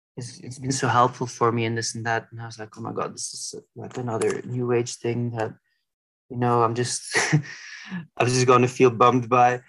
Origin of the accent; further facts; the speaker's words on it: Belgium; where I grew up in Belgium